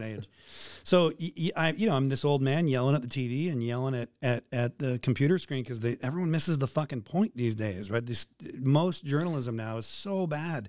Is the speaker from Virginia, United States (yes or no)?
no; San Francisco, California, United States; moved away as an adult; also born or lived in Boise, Idaho / Kalispell, Montana / Juneau, Alaska; now in Anchorage, United States; San Francisco, my, my hometown